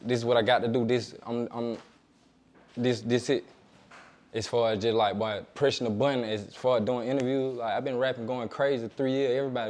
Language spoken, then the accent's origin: English; Atlanta, Georgia, United States; Atlanta. All over. West side, really, but I done been to the east. I like to claim Atlanta.